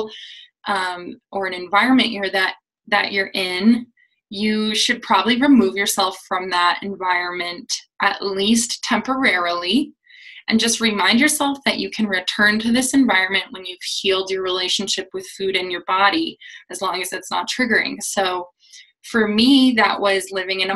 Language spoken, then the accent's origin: English; United States; especially as an American